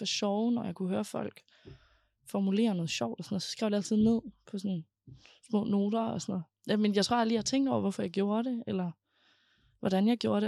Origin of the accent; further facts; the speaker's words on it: Aarhus, Central Denmark Region, Denmark; jeg er født og opvokset i Højbjerg